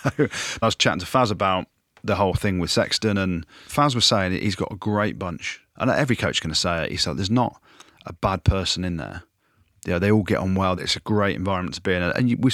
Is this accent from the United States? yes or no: no; South Africa; Yeah, my bro. I am South African.